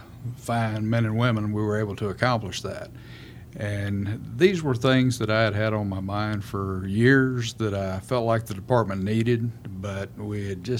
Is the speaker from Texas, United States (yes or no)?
yes; Round Rock, Texas, United States; Round Rock.